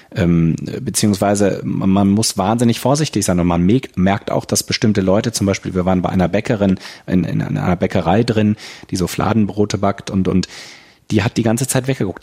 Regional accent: Germany; moved away as an adult; now in China

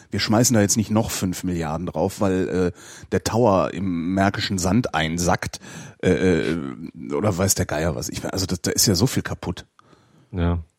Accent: Lower Saxony, Germany; Ich bin, ich bin ja Niedersachse.

